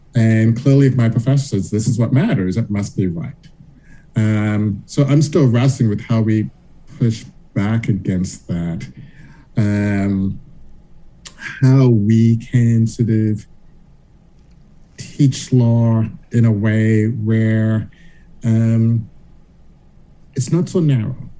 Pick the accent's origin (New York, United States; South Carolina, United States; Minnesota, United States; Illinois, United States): South Carolina, United States; Charleston; I grew up in Charleston, South Carolina